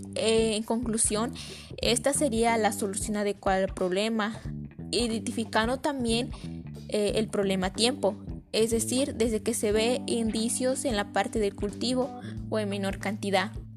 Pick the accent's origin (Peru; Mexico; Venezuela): Mexico; San Antonio Cuayuca, Puebla; los cultivos de la cebolla de mi comunidad